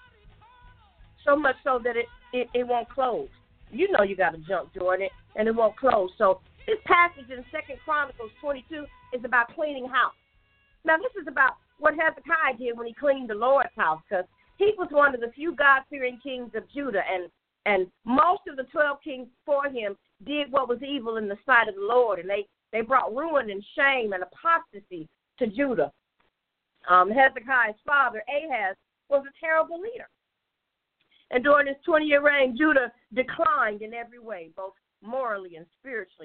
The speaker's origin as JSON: {"language": "English", "town": "Chicago", "region": "Illinois", "country": "United States", "tie": "born or raised there", "said": "my house growing up in Chicago"}